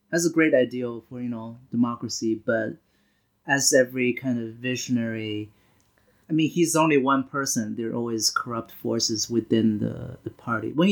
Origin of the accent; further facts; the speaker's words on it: Beijing, China; moved away as an adult; also born or lived in Nanchang, China / Toronto, Canada; now in Boston, United States; when I was nine, I moved to Beijing and lived there for until uh, end of high school, and then moved to Toronto for college and then to Boston for grad school.